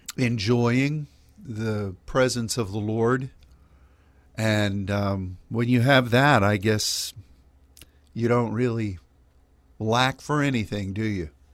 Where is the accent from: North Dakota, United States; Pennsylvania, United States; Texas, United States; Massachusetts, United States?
Pennsylvania, United States; now in Dallas, United States; when I was growing up in Pennsylvania